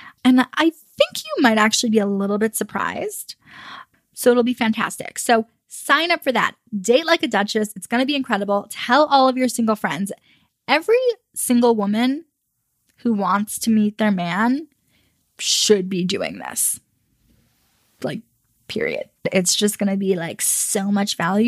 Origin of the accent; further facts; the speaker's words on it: United States; I'm American.